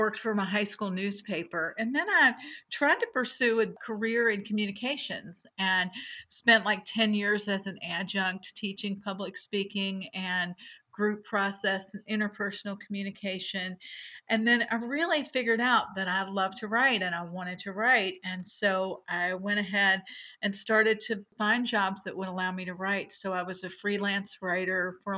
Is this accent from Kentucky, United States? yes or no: yes; Louisville, Kentucky, United States; I was born in Louisville, and my father was a writer. And my mother was a nurse, and so I grew up watching him work